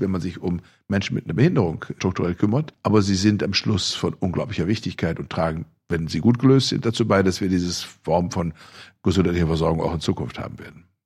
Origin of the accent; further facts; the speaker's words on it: Germany; bei uns in Deutschland